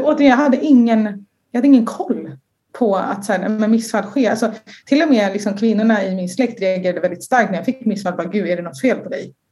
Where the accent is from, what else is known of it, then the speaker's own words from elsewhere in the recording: Sweden; jag är en tjej från Sverige